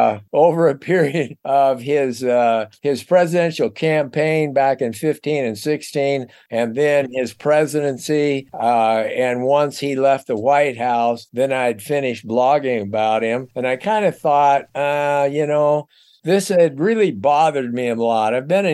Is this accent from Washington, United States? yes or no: yes; Seattle, Washington, United States; I was born and raised in Seattle, Washington.